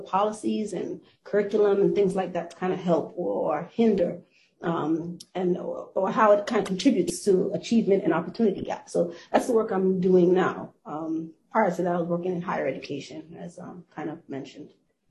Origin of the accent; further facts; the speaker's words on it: New York City, New York, United States; also born or lived in Washington, D.C.; now in Boston, United States; I permanently live in the Boston area, but I've moved around a bit. I was born and raised in Brooklyn, New York, East Flatbush, if anybody knows New York well at all. So that is a very much a Caribbean community.